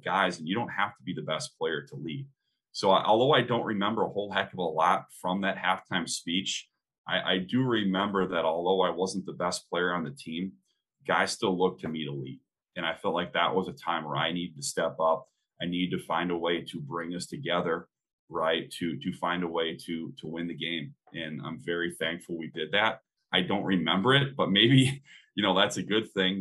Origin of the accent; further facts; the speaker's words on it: central Wisconsin, United States; I ended up coaching a AAU team while I was in college out of central Wisconsin, kind of back in my hometown